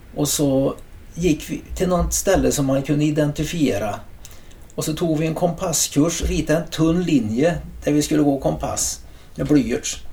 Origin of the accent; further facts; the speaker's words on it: Trollhättan, Västra Götaland, Sweden; moved away as an adult; also born or lived in San Diego, United States; min hembygd